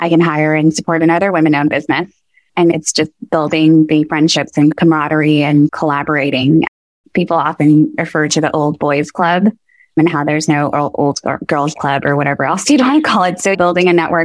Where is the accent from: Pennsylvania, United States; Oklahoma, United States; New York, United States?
New York, United States; now in Atlanta, United States; growing up in New York